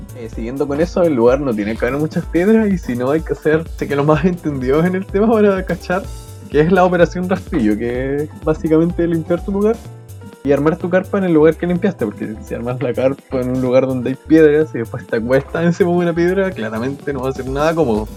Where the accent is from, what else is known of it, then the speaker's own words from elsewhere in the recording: Chile; proyectarse uno como chileno